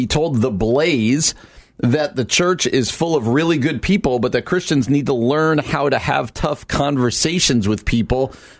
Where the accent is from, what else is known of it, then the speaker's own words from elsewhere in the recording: Scranton, Pennsylvania, United States; born there; I was born in Scranton.